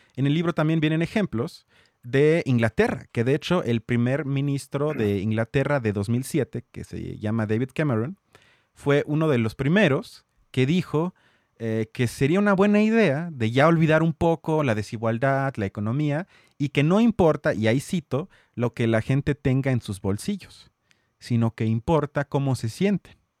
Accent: Mexico

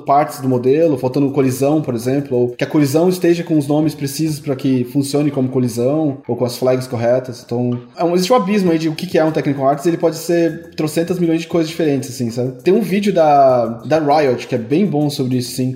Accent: Brazil; moved away; como brasileiro

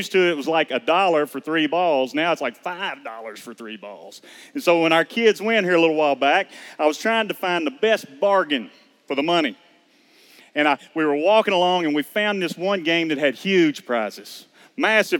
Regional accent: Georgetown, Kentucky, United States; we're from Georgetown, Kentucky. I'm a maintenance man there in the local school system

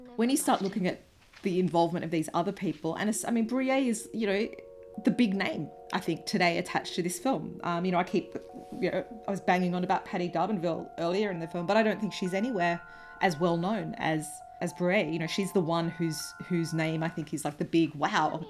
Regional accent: Australia; accent: broad Australian; my broad Australian accent

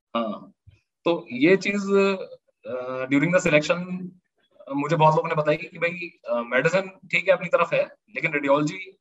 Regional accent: Moradabad, Uttar Pradesh, India; मुरादाबाद मेरा home town है

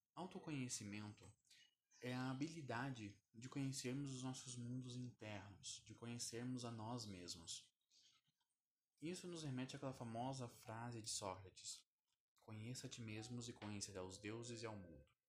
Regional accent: Curitiba, Paraná, Brazil; Eu tenho 28 anos e sou de Curitiba

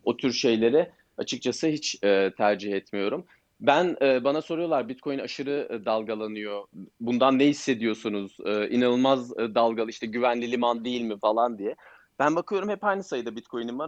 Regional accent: Turkey; biz Türkler olarak

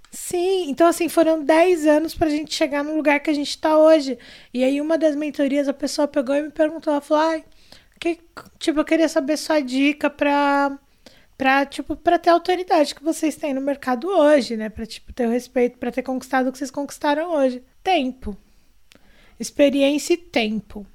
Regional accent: Brazil; somos brasileiros, somos pessoas negras vivendo nesse país Brasil maluco

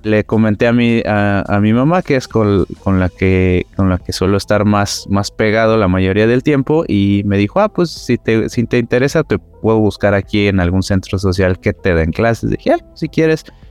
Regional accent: Mexico City, Mexico; Yo soy aquí cerca del Metro Ceú

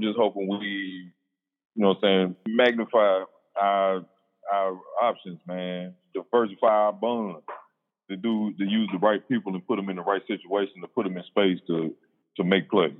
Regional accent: Mississippi, United States; now in Texas, United States; we stay out of state, but we're from Mississippi.

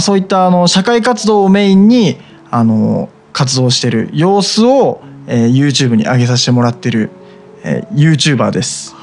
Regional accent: Kanagawa, Japan; 出身は湘南の方なんですけど

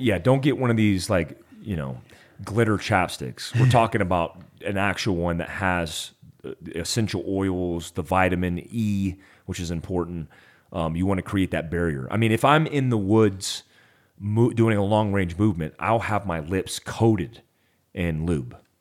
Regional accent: Florida, United States; I grew up in Florida

